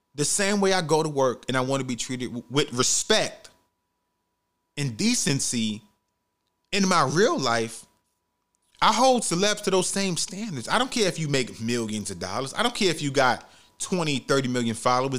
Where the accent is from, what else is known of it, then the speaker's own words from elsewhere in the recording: New York City, New York, United States; growing up in the Bronx, New York